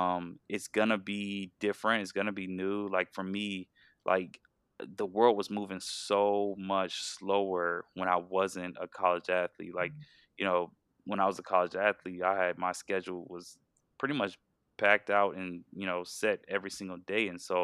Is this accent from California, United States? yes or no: no; Georgia, United States; hey, you know, I'm from Georgia, Oregon really appealed to me, I want to go out to Oregon. But then I realized, you know, I'm kind of homesick and I want to move back home.